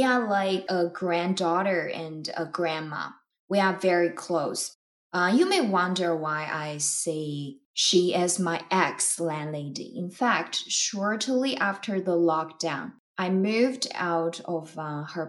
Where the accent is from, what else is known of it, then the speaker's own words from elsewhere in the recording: Sichuan, China; moved away as an adult; now in Saskatoon, Canada; I came from the mainland of China. My hometown is the birthplace of giant pandas.